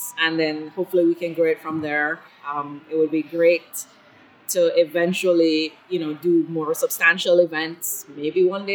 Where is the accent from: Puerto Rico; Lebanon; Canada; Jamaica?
Jamaica; Kingston; also born or lived in Scotland / Belgium / Miami / Italy; I spent most of my life in Jamaica, in Kingston, Jamaica, the capital